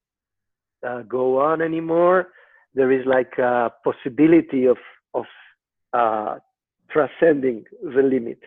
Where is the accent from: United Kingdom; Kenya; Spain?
Spain; Madrid, Community of Madrid; I am from Madrid